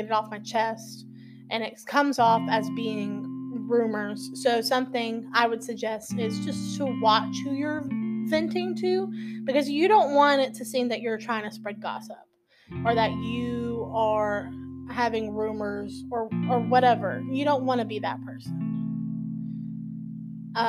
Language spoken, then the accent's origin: English; Texas, United States; I'm from Texas